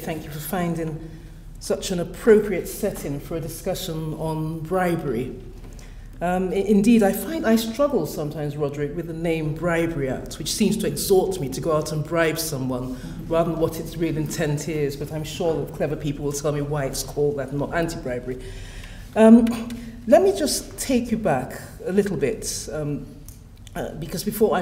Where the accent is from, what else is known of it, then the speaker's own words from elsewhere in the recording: London, United Kingdom; also born or lived in Twickenham; Hammersmith, which is where the hospital I was born in was